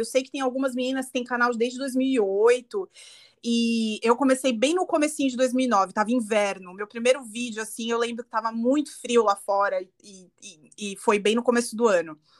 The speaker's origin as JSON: {"language": "Portuguese", "town": "Guarulhos", "region": "São Paulo", "country": "Brazil", "said": "eu sou de Guarulhos"}